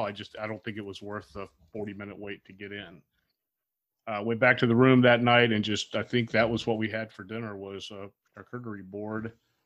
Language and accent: English; Fort Lauderdale, Florida, United States; when we were growing up in Fort Lauderdale.